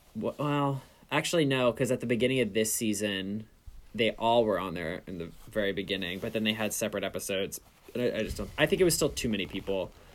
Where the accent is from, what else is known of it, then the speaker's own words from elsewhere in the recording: New York, United States; I am 26. I'm from New York.